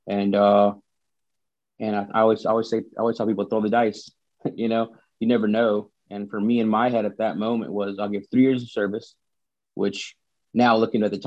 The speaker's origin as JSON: {"language": "English", "town": "Vernon", "region": "Texas", "country": "United States", "tie": "born or raised there", "moved": "as an adult", "said": "I grew up in Texas, Vernon, Texas, to be exact. Very, very small town."}